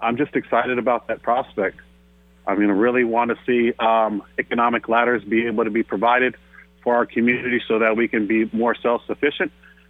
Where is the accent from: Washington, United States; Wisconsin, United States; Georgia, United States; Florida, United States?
Washington, United States; Seattle; I'm from the Central area. I went to Garfield High School, later to University of Washington